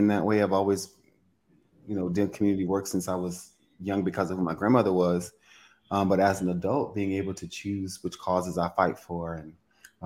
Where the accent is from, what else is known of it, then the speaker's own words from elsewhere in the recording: Louisiana, United States; Well, I'm from Louisiana. I'm from a very Southern conservative background